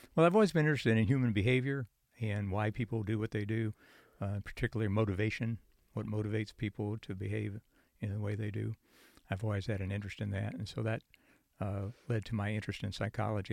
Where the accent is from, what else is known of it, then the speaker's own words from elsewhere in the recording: Goshen, Indiana, United States; moved away as an adult; also born or lived in Chicago, Illinois / Munster, Indiana; now in Nashville, United States; I was born in Chicago, Illinois, and then uh, we moved outside of the city about 90 miles to the east in a small northern Indiana town near Goshen, Indiana. And then when I went to high school, we moved back to the Chicago suburbs, uh, an Indiana suburb